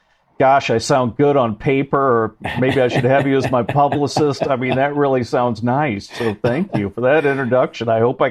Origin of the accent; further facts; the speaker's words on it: Mishawaka, Indiana, United States; moved away; also born or lived in China; I grew up in South Bend, Indiana area, Mishawaka, Indiana.